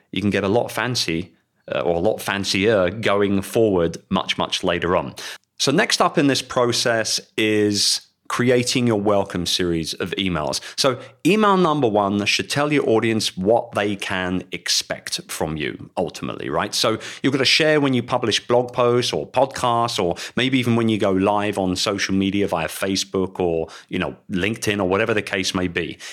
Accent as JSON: {"language": "English", "region": "London", "country": "United Kingdom", "tie": "born or raised there", "said": "in London. And I would love to welcome you to my hometown"}